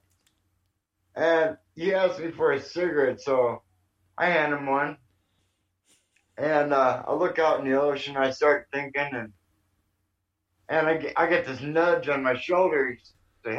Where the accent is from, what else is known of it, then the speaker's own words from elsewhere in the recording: Medford, Oregon, United States; moved away; also born or lived in California; I was actually born in Medford, Oregon